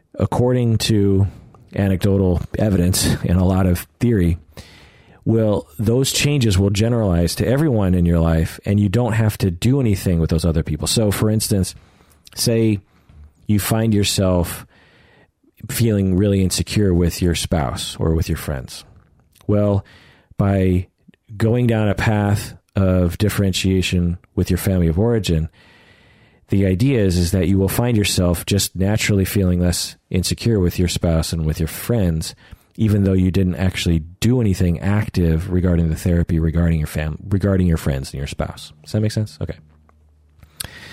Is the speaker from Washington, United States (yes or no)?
yes; Sammamish, Washington, United States; I grew up in Sammamish, which was called Issaquah at the time